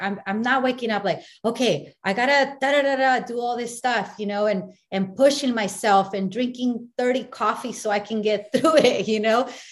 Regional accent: Mexico; I'm from Me- Mexico

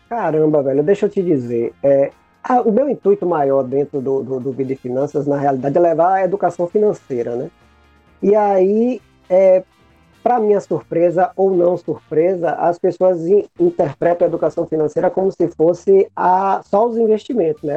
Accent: Bahia, Brazil; Eu sou um cara que sou da Bahia, sou teropolitano

